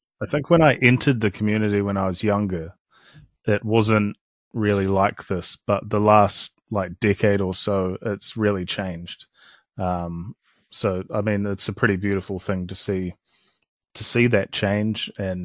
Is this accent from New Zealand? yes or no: yes; Christchurch, Canterbury, New Zealand; We're from Christchurch, which is in the South Island.